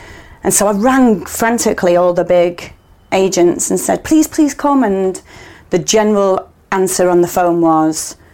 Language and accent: English; Manchester, North West England, United Kingdom; at the Royal Exchange in Manchester because it's my hometown